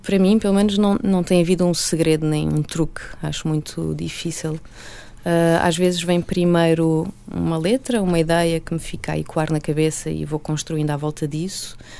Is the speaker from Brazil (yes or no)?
no; Portugal; accent: European Portuguese; first language Portuguese; a minha língua mãe, que é o português de Portugal